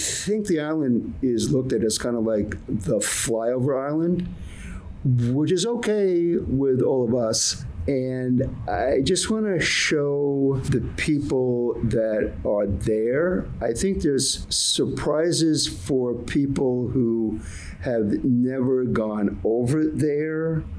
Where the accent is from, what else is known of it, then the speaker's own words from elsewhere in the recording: Honolulu, Hawaii, United States; moved away as an adult; now in Molokai, United States; I grew up in Honolulu, and when I got there in 71, it was like the urban kid coming off on this very rural island